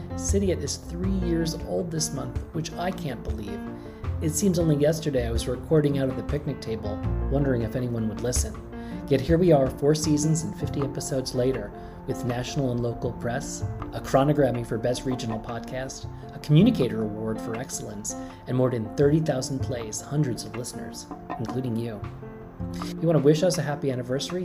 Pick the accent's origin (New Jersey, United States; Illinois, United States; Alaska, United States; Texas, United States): New Jersey, United States; moved away; I grew up in New Jersey